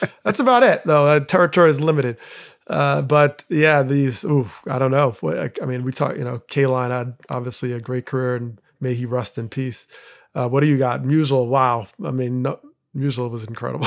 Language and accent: English; New Jersey, United States; growing up in Jersey